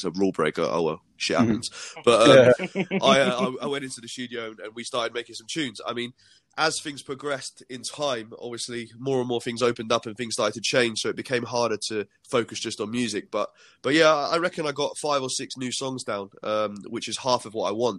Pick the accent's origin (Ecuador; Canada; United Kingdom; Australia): United Kingdom; Milton Keynes, South East England; I was born in Milton Keynes before the MK Dons were born